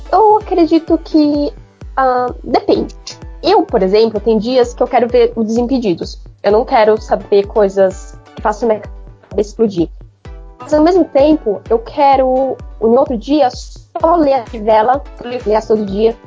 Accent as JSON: {"language": "Portuguese", "region": "São Paulo", "country": "Brazil", "said": "eu sou paulistana"}